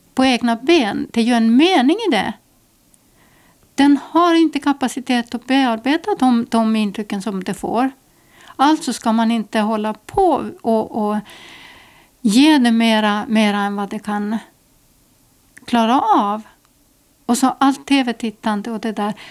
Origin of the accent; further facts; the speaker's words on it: Estonia; now in Åland, Finland; jag är ju född mitt i Estland i, inlandet